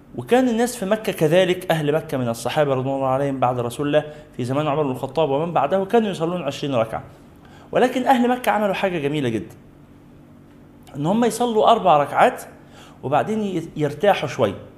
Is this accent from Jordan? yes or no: no; Egypt; عندنا في مصر